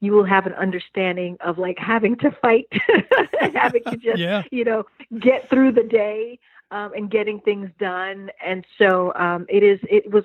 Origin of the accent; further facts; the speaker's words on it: New York City, New York, United States; also born or lived in suburbs of Washington, D.C.; now in Washington, D.C. area, United States; New York City is definitely one of those things that makes me who I am today as a woman of color. I don't live in New York now. I live in the suburbs of D.C.